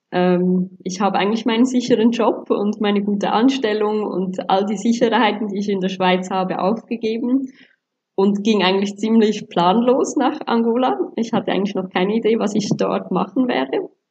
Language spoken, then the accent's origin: German; Sri Lanka; Ähm, ich komme ursprünglich auch aus Sri Lanka, aber habe bis anhin eigentlich kaum das Land wirklich gekannt oder näheren Bezug gehabt, war mir eigentlich eher auch was Fremdes.